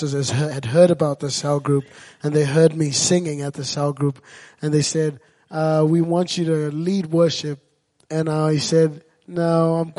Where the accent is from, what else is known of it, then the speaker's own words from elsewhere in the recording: Zimbabwe; moved away; I grew up in Zimbabwe, and I was at an orphanage